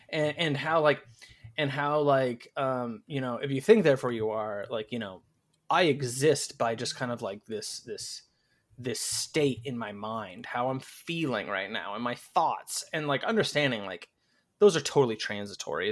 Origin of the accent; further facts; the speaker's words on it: United States; I'm American